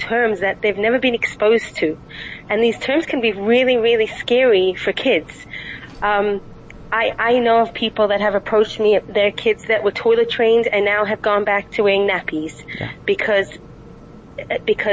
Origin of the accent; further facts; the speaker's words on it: South Africa; now in Israel; I'm actually South African. I was born in South Africa.